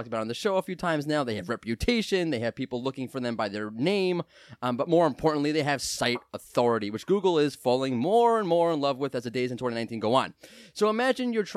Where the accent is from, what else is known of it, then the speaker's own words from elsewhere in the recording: New York, United States; I'm a New Yorker